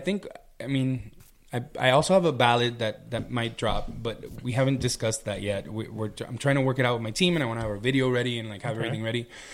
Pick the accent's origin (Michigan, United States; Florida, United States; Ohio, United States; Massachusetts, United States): Florida, United States; Miami; I was from Miami